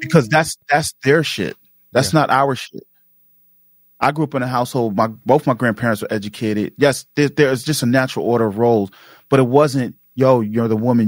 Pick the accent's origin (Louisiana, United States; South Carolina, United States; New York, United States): New York, United States; New York City; growing up in Queens and in, in South, you know, Jamaica, Queens